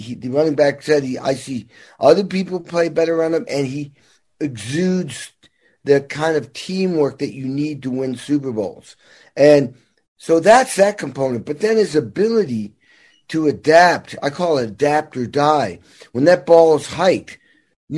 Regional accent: Massachusetts, United States; also born or lived in Indiana; now in Los Angeles, United States; I grew up in Massachusetts, but spent 35 years in Indiana for obvious reasons

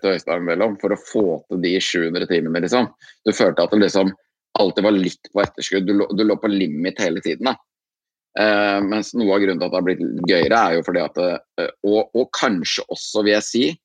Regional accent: Andebu, Vestfold, Norway; moved away; akkurat nå er jeg en liten tur hjemme i Andebu, på gården til eh, foreldrene mine. Her som jeg er vokst opp, da.

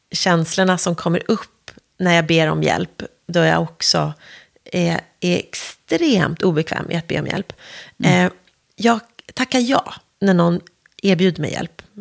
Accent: Värmdö, Stockholm County, Sweden; also born or lived in Nälsta; Eh, och när jag var ett år flyttade vi till Värmdö så jag i mitt hjärta och själ är ju en skärgårdsunge.

